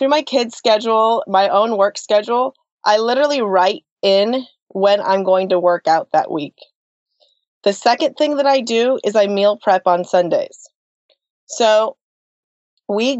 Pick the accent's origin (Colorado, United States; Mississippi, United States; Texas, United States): Colorado, United States; moved away as an adult; also born or lived in Santa Monica, California; now in Nashville, United States; both my husband and I were born and raised in Colorado